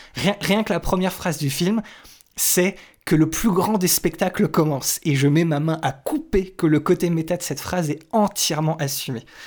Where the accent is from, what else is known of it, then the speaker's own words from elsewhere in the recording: France; chez nous en France